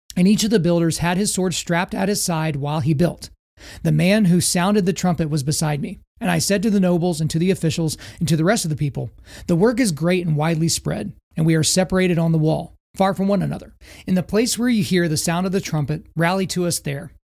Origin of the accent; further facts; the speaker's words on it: Oklahoma, United States; I grew up in Oklahoma